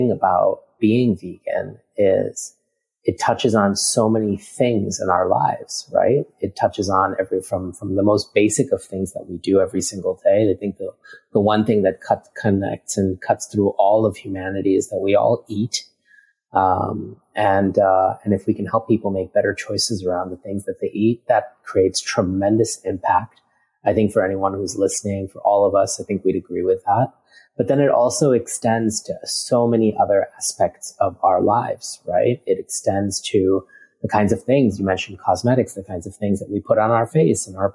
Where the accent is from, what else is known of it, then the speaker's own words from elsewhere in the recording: New York City, New York, United States; also born or lived in India; now in Singapore; My parents, my brother, and I immigrated to America when I was just 4 years old and spent most of my time growing up in New York City